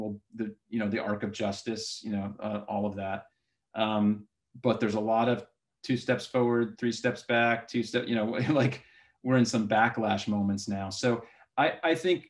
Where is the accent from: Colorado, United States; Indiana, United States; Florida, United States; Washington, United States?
Florida, United States; South; moved away; I was born in South Florida